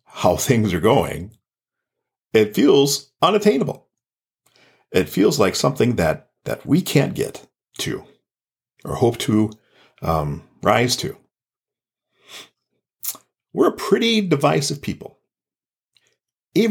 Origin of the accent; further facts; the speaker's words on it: Gayville, South Dakota, United States; I grew up in the small town of Gayville, South Dakota.